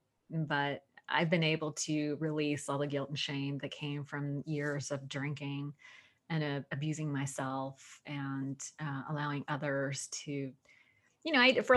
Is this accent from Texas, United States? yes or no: no; Sunnyvale, California, United States; a lot of God in my house growing up. We attended the Sunnyvale Presbyterian. I'm from California. Sunnyvale